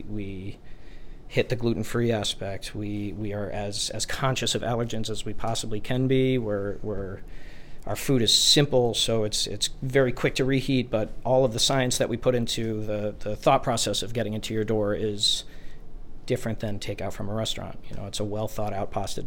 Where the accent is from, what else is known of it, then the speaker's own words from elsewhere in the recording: New Jersey, United States; moved away; I'm originally from New Jersey